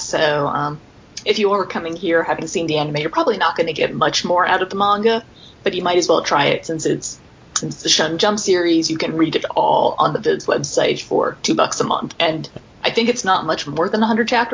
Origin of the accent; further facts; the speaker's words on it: United States; as an American